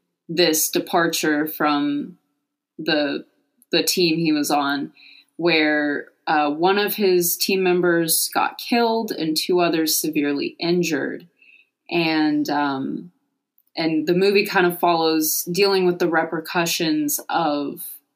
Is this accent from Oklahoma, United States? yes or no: yes; Oklahoma, United States; we're from Oklahoma